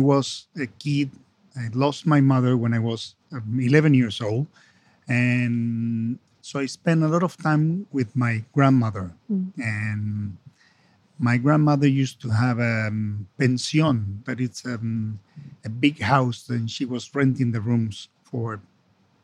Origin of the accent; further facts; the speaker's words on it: Buenos Aires, Argentina; English is a second language; also born or lived in Italy / Spain / France / United States; I come from Argentina, so we are Latin American